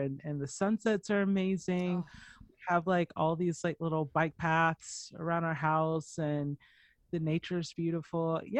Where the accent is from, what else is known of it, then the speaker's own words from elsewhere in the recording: Atlanta, Georgia, United States; also born or lived in Long Beach / Nashville / Dallas / Orange County; now in Phoenix, United States; So I was born in Long Beach. So I was born in LA County, but then I grew up in Atlanta, Georgia.